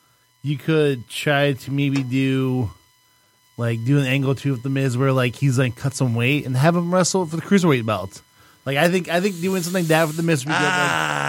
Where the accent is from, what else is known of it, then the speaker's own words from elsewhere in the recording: Ann Arbor, Michigan, United States; I'm from Ann Arbor.